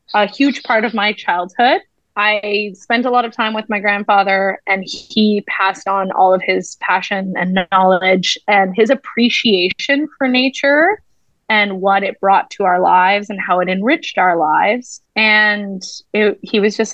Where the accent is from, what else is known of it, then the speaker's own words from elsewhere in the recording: Ontario, Canada; moved away as an adult; now in Vancouver, Canada; I moved to the West Coast, because I'm originally from Ontario. And I moved here